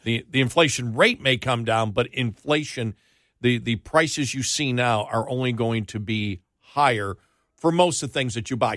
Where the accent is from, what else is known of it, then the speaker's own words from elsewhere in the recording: New York, United States; moved away; when I grew up in New York